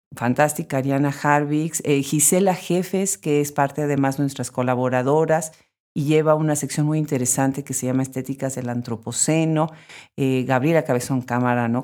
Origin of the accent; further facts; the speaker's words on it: Mexico; moved away; yo soy de México originariamente